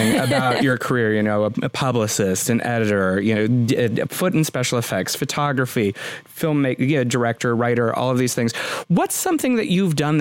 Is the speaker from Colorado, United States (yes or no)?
yes; Colorado, United States; moved away; when I was a little kid, I was growing up in Colorado